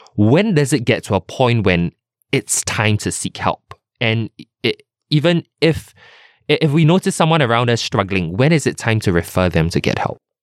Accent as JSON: {"language": "English", "country": "Singapore", "said": "as a Singaporean son or daughter"}